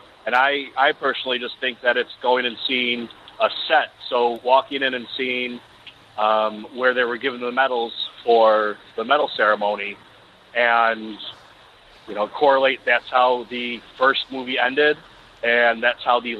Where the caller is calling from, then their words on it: New York City, New York, United States; calling from Brooklyn.